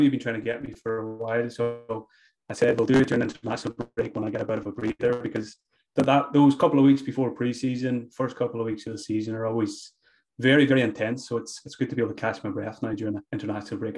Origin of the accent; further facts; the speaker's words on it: Glenties, Ulster, Ireland; I grew up in Donegal, uh, small small village called Glenties